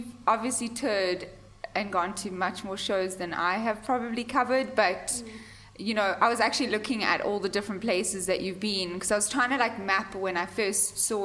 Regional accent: South Africa; I'm from South Africa

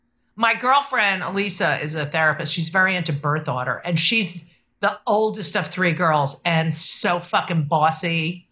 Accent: New York, United States; But that I always felt would be my show because I'm a New Yorker.

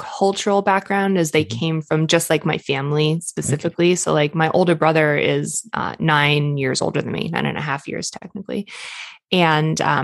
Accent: Boston, Massachusetts, United States; I grew up in Boston

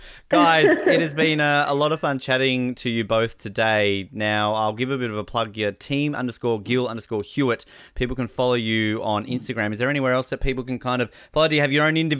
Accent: Australia; As an Australian

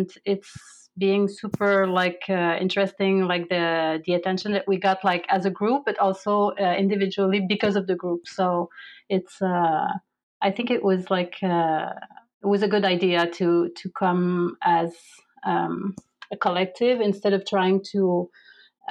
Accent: Canada; moved away as an adult; now in United Arab Emirates; I am a Canadian visual artist

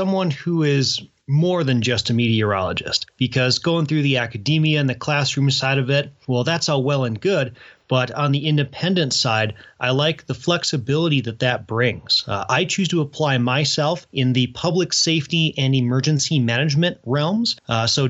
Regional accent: Midwest, United States; now in Colorado, United States; When I was growing up in the Midwest

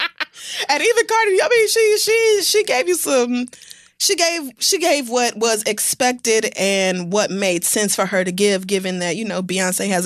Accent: United States; I am Black American

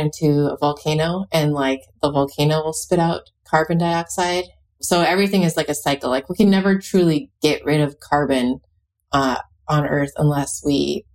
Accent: Alaska, United States; I'm from Alaska

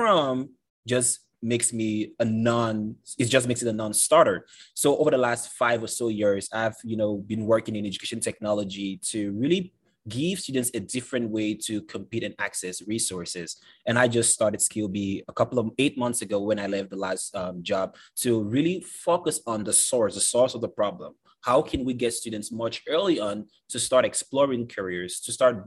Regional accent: Cameroon; moved away as an adult; now in United States; I'm originally from Cameroon, Central Africa, came to the States about 8 years ago

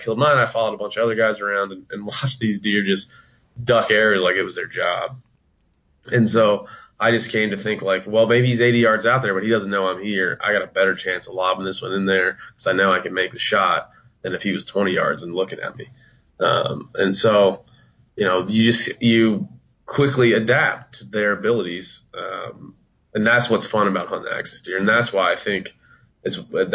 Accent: East Coast, United States; I grew up on the East Coast.

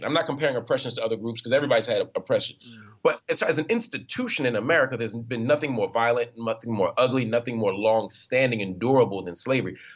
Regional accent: Philadelphia, Pennsylvania, United States; growing up in Philly

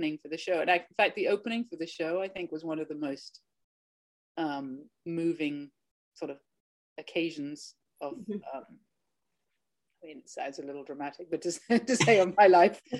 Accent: Ireland; now in Fort Bragg, United States; I'm from Ireland. Originally

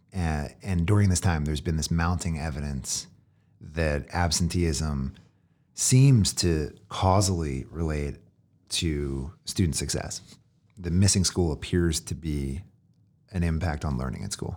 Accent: Philadelphia, Pennsylvania, United States; I grew up in Philly

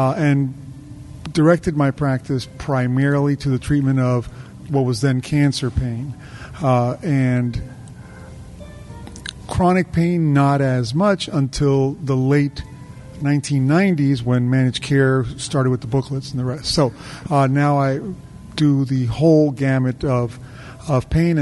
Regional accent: Miami, Florida, United States; also born or lived in New Orleans, Louisiana; now in Tampa, United States; I grew up in Florida, in Miami

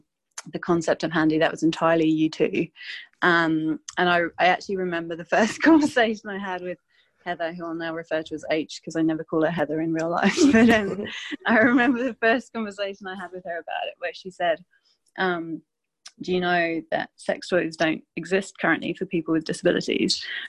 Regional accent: England, United Kingdom; also born or lived in London / France; now in Sydney, Australia; I'm from England originally, but I think my accent's a bit of a mess these days because I've lived in quite a few different countries. So spent a lot of time in London and France, and then moved to Sydney, which I absolutely love.

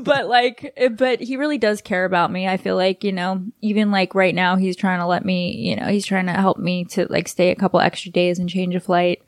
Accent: Los Angeles, California, United States; also born or lived in New York / Texas; I'm from L

